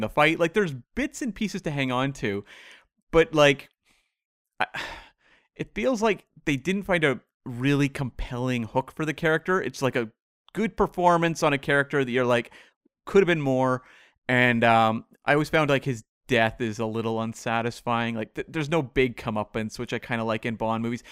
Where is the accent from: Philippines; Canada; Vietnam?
Canada; as a Canadian